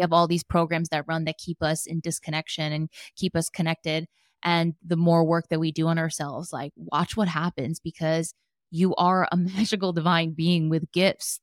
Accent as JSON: {"language": "English", "region": "New Jersey", "country": "United States", "tie": "born or raised there", "also_born_or_lived": "New York / Los Angeles", "moved": "as an adult", "lives_now": "San Diego, United States", "said": "born and raised in Jersey and lived in New York for a long time"}